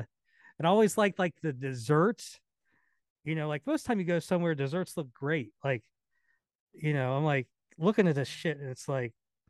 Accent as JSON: {"language": "English", "country": "United States", "said": "being an American"}